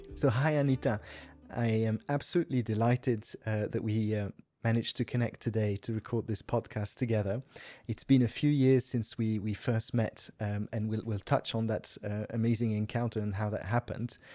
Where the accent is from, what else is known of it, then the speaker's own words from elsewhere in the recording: Switzerland; I grew up in Switzerland